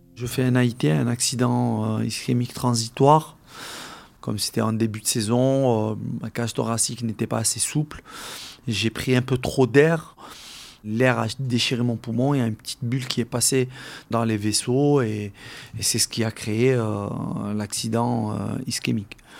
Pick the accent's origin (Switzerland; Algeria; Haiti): Algeria; now in France; La moitié de mes camarades de classe euh, avec qui j'ai grandi en Algérie